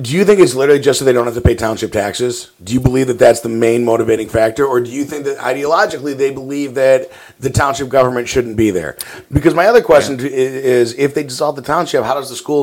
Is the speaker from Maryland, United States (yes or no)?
no; Glenview, Illinois, United States; I grew up in Glenview, basically on the border of Morton Grove